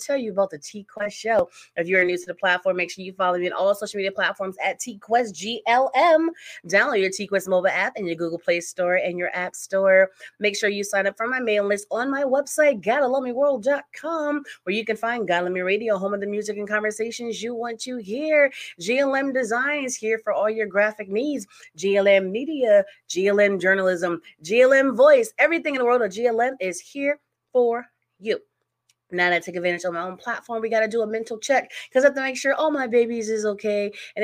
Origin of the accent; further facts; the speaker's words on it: Connecticut, United States; I'm from Connecticut.